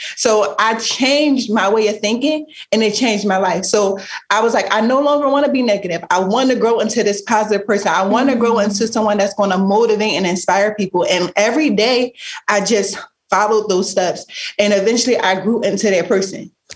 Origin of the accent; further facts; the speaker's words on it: Philadelphia, Pennsylvania, United States; growing up in Philly, you the environment that we grew up